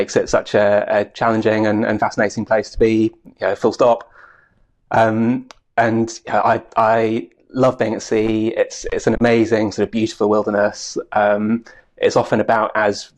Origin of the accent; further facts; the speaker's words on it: Aberdeenshire, Scotland, United Kingdom; where I was growing up in Aberdeenshire